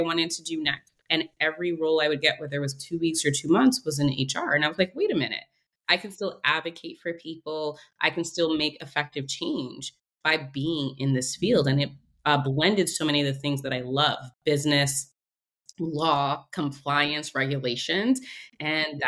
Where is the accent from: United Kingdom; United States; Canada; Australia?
United States; New York City, New York; moved away as an adult; also born or lived in Philadelphia; I'm originally from Brooklyn, New York, born and raised